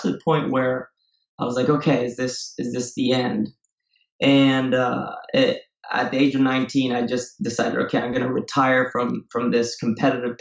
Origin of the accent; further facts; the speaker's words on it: Spain; moved away as an adult; also born or lived in Marin County, California, United States / Ecuador / Singapore; now in San Francisco, United States; I was raised in Spain, and that's where I went to school.